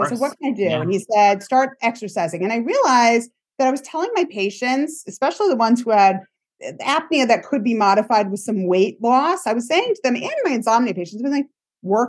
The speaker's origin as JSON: {"language": "English", "region": "Rhode Island", "country": "United States", "tie": "born or raised there", "moved": "yes", "lives_now": "New York, United States", "said": "I grew up in Rhode Island"}